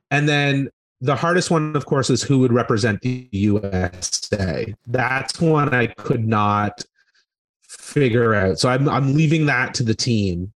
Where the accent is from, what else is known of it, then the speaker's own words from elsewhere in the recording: Brockville, Ontario, Canada; my hometown, which was Brockville, Ontario